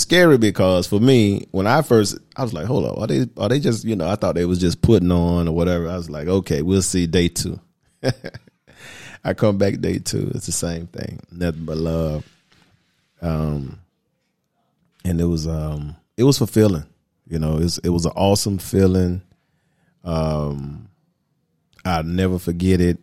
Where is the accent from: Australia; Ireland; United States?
United States; accent: American; moved away as an adult; also born or lived in Atlanta, Georgia; now in Dominican Republic; My nationality, of course, you can hear it in my voice, I'm American